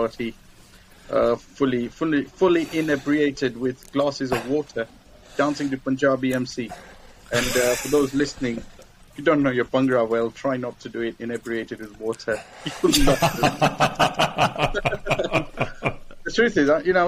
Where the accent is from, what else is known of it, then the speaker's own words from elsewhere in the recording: Nairobi, Kenya; moved away as an adult; now in United Kingdom; I grew up in Kenya, in Africa. And, you know, it was very interesting because I grew up in a community, Nairobi was a very small community